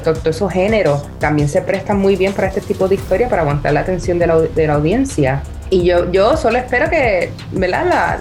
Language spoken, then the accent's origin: Spanish; Puerto Rico; no solo soy puertorriqueña y mujer